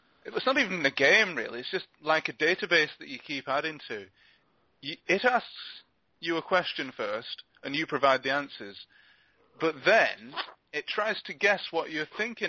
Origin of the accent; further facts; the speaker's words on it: Glasgow, Scotland, United Kingdom; I didn't grow up in Patrick. I grew up in Partick.